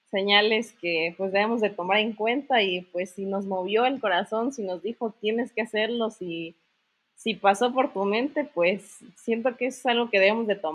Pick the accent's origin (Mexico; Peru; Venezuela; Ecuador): Mexico; Comitán de Domínguez, Chiapas; tengo 20 años de edad y soy chiapaneca de corazón. Nací en el municipio de Comitán de Domínguez, Chiapas.